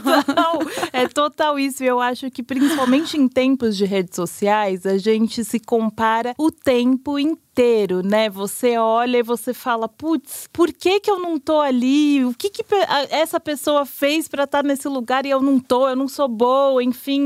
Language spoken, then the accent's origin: Portuguese; São Paulo, Brazil; sou paulistana, enfim, cresci, nascida e criada em São Paulo